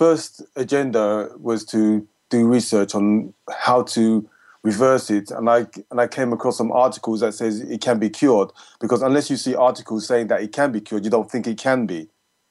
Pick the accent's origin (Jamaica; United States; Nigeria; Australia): Jamaica; Because as a Jamaican, we eat pasta, we eat rice, we eat potatoes all the time.